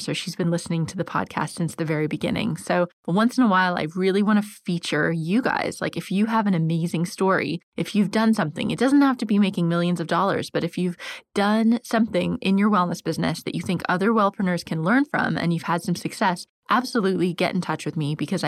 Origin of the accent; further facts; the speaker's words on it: United States; now in London, United Kingdom; I live in London, as you know, and I'm American